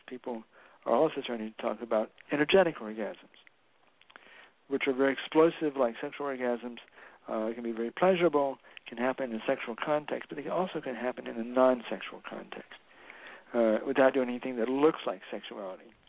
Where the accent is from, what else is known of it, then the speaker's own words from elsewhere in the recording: the South, United States; moved away; also born or lived in San Francisco; I grew up in the South where there were white folk and black folk